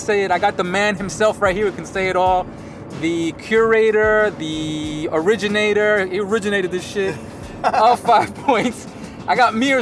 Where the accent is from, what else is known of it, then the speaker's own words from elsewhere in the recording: New York, United States; I'm from New York and I paint in New York